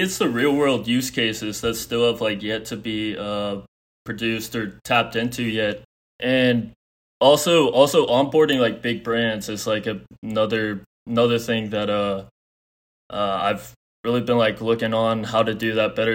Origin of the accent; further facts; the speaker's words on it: Houston, Texas, United States; I'm from Houston, Texas